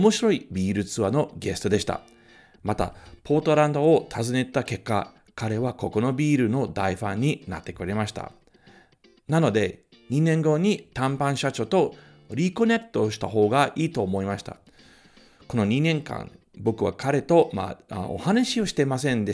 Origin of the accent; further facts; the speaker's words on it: Tokyo, Japan; 東京生まれ、東京育ちはい。で、ずっと、あの渋谷区のです